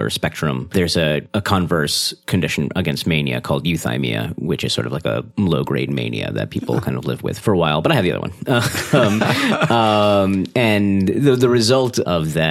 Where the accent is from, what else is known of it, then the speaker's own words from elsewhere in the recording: Massachusetts, United States; moved away as an adult; also born or lived in New Orleans; now in Seattle, United States; I grew up in Massachusetts, college in New Orleans